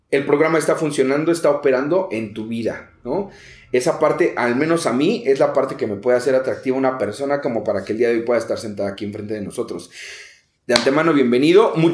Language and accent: Spanish; Naucalpan de Juárez, State of Mexico, Mexico; Yo soy orgullosamente de Naucalpan de Juárez.